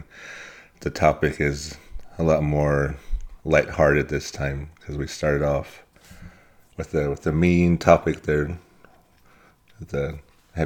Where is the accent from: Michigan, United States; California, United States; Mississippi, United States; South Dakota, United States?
South Dakota, United States; Pine Ridge Reservation; grew up on the Pine Ridge Rez, born and raised here